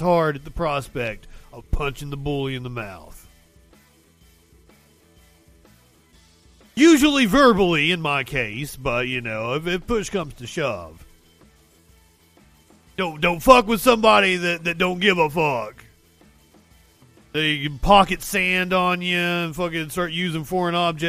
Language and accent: English; the Bible Belt, United States; Growing up in the Bible Belt